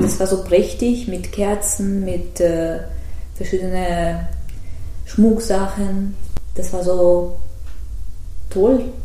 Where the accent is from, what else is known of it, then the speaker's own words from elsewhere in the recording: Tver, Tver Oblast, Russia; German is a second language; moved away; ich bin äh, ursprünglich aus Tver, das ist mhm. zwischen Moskau und Petersburg